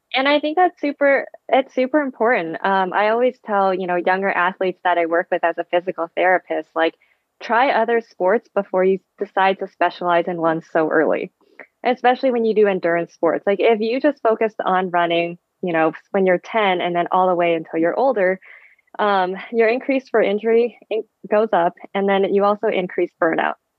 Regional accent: East Bay, Bay Area, California, United States; first language Vietnamese; English is a second language; also born or lived in Vietnam / New York City / Boulder; So I grew up in the Bay Area. I was originally born in Vietnam, and my family and I immigrated to the Bay Area when I was two

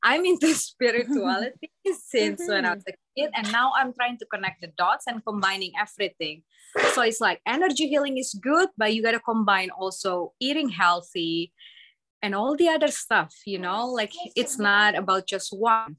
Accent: Indonesia; moved away; I came from Indonesia

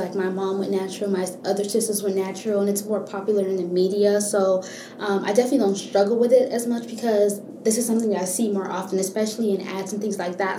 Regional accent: Miami, Florida, United States; now in Gainesville, United States; I was born and raised in Miami, Florida

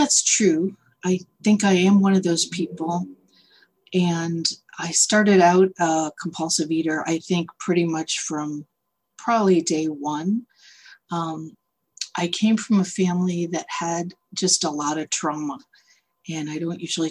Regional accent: Boston, Massachusetts, United States; moved away as an adult; now in San Francisco, United States; I'm originally from the Boston area, but in 1990, I moved out here to San Francisco.

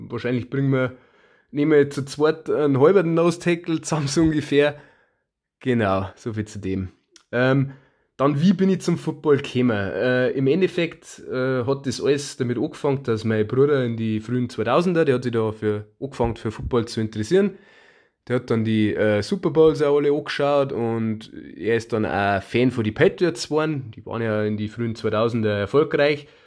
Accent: Bavaria, Germany; Ja, wie ihr äh, unschwer Herrenkinds äh, kommen wir aus Bayern

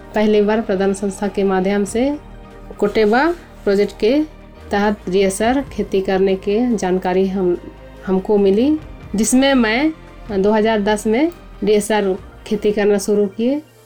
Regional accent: Sadi village, Murhu block, Khunti district, Jharkhand, India; मेरा गांव सड़ी गांव प्रखंड मुरू जिला खूटी झारखंड के रहने वाली हूँ

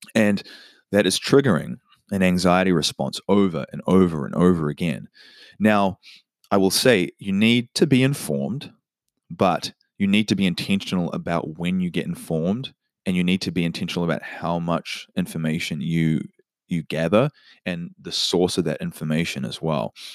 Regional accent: New Zealand; now in United States; In my home country, New Zealand

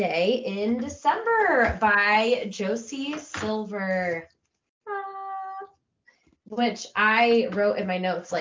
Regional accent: Midwest, United States; I'm a Midwesterner.

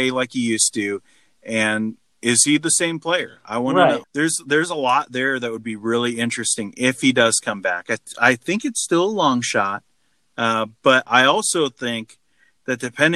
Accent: Anaheim, California, United States; I was born in Anaheim.

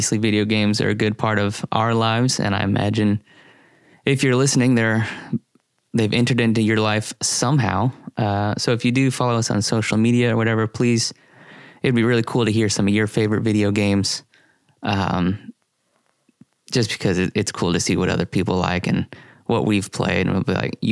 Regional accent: Columbia, Missouri, United States; I grew up in Columbia, Missouri

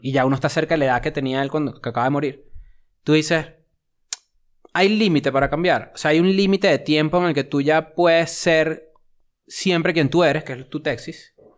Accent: Venezuela; now in Mexico City, Mexico

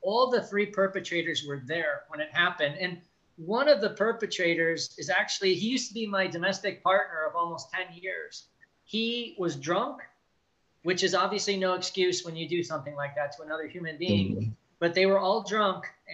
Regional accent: South Chicagoland area, Indiana, United States; I grew up in the South Chicagoland area. It's like in the steel mill area of Gary and East Chicago, Hammond

